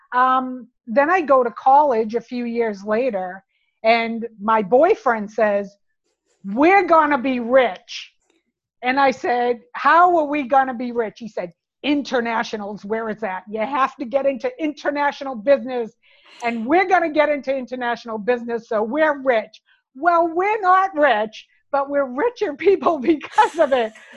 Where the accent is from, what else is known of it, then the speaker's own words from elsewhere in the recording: United States; moved away as an adult; also born or lived in United Kingdom; I was an American working for a Japanese company in the UK